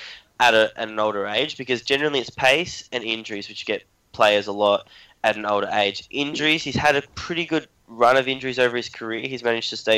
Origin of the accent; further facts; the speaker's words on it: Australia; being an Australian